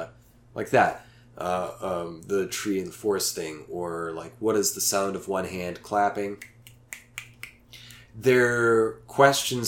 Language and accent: English; Oklahoma, United States; moved away; Staying with my parents in my hometown, small hometown in Oklahoma, with two whole stoplights on the main street